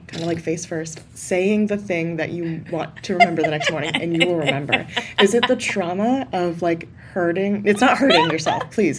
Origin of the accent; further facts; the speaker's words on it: the South, United States; We've already covered I'm from the South